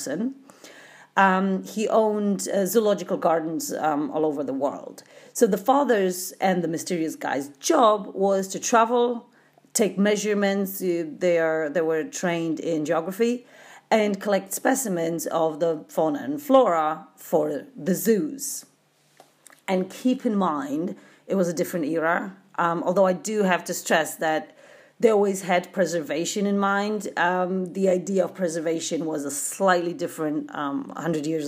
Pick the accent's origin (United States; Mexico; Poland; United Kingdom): Poland; Growing up in Poland in the 80s